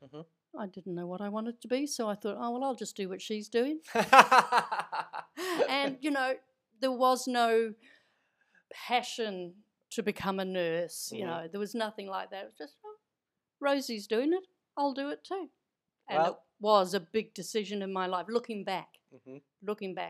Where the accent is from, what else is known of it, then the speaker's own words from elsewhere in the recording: Mosgiel, Otago, New Zealand; We lived in Mosgiel, which is about, I don't know, back then it was, I think it was 10 miles from Dunedin, the big city.